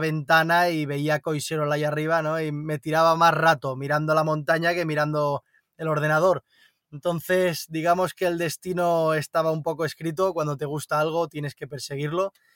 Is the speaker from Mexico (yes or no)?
no; Barcelona, Catalonia, Spain; nací en Barcelona, entonces eh, he mamado mucha ciudad también